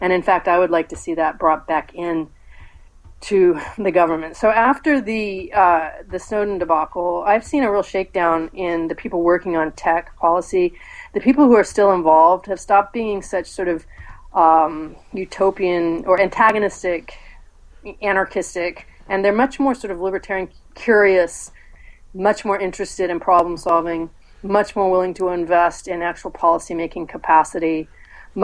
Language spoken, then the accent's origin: English; San Jose, California, United States; I was born in San Jose, I grew up in Northern California.